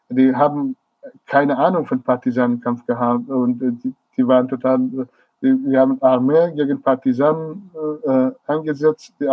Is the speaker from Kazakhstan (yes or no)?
no; Marivan, Kurdistan, Iran; German is a second language; die Reproduktion des Lebens und des Alltags in, in Kurdistan, besonders in Senandaj, in Marivan, in meiner Heimatstadt und auch in anderen kleinen Städten, kurdischen Gebieten.